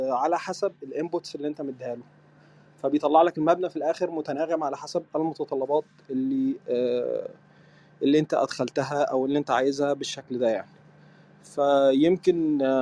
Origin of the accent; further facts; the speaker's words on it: Egypt; now in Sudan; انا آه، … مهندس معماري بس انا مصري يعني بس عايش في السودان بقالي خمس سنين